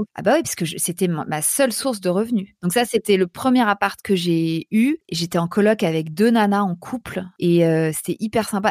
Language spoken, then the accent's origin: French; Paris, Île-de-France, France; also born or lived in New York; je suis parisienne